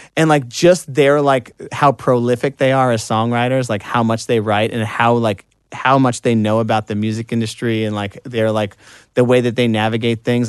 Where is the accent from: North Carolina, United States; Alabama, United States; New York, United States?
New York, United States; Long Island; I'm from Long Island